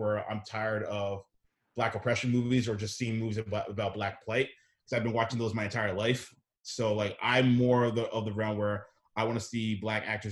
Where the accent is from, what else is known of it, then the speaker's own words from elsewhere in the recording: Canada; I'm half Ghanaian, half Nigerian, born and raised in Canada